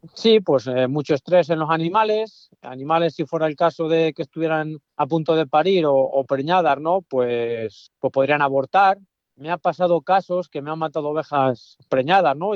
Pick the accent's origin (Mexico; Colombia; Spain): Spain; Hoyo de Pinares, Castile and León; yo en mi pueblo estoy muy cerca al hoyo de Pinaras, el municipio.